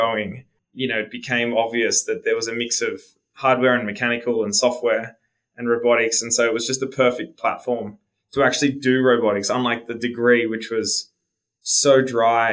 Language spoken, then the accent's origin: English; Sydney, New South Wales, Australia; moved away as an adult; now in Denver, United States; I'm Australian. I'm sitting here in Denver now in our US office, but the company was born in Sydney, where I grew up.